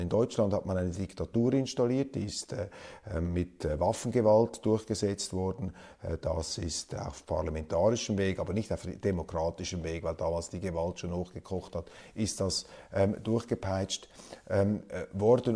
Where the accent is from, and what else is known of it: Switzerland